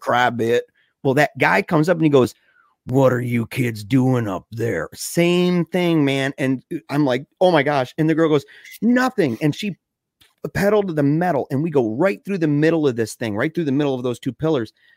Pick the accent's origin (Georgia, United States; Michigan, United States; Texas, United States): Michigan, United States; Battle Creek; we're both from Battle Creek, Michigan